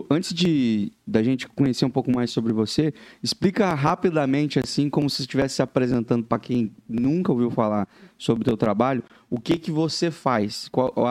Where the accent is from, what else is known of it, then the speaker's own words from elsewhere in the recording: Laranjeiras do Sul, Paraná, Brazil; eu sou de, sou de Laranjeiras do Sul.